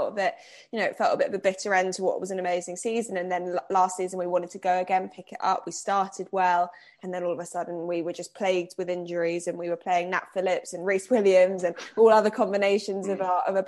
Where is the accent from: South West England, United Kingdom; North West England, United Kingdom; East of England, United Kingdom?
East of England, United Kingdom; Cambridge; now in Liverpool, United Kingdom; I'm not originally from here. I'm originally from Cambridge